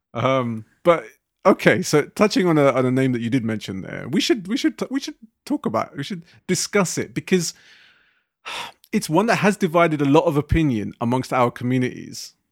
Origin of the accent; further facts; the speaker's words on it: London, United Kingdom; growing up in the Asian communities in West London, where I grew up